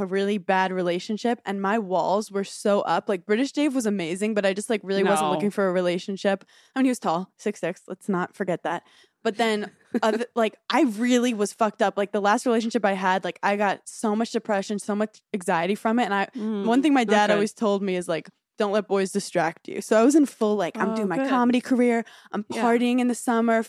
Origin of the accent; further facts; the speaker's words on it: New York City, New York, United States; I'm from Brooklyn